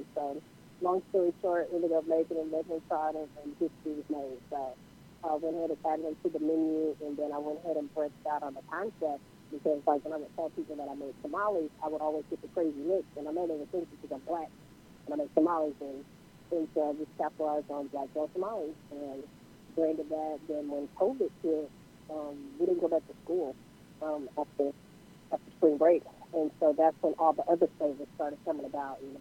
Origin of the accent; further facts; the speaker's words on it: Houston, Texas, United States; I'm from Houston, Texas.